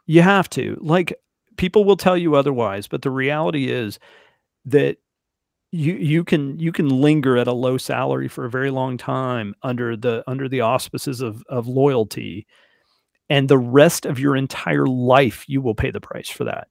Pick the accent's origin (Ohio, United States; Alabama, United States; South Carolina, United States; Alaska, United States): Alabama, United States; also born or lived in Fort Wayne, Indiana; I'm from Alabama